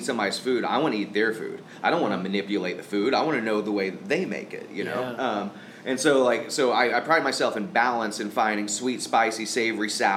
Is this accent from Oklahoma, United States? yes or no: yes; Tulsa, Oklahoma, United States; we come from Tulsa, where is a lot of the food is gut bomb food